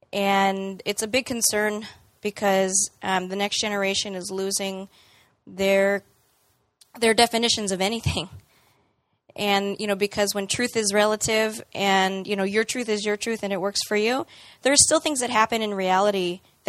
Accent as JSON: {"language": "English", "country": "United States", "said": "as an American"}